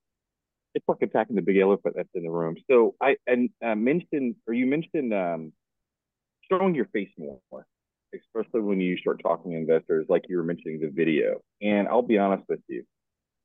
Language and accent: English; Texas, United States; now in Florida, United States; I'm from Texas, but I live in Florida.